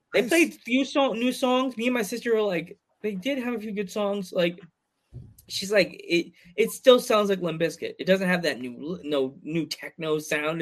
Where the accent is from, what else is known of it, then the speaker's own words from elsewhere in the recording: New York, United States; I'm a New Yorker